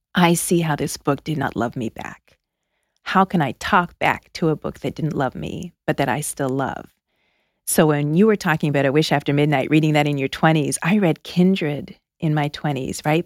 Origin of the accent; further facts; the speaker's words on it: outside of Toronto, Ontario, Canada; moved away as an adult; also born or lived in Philadelphia; now in United States; I grew up outside of Toronto.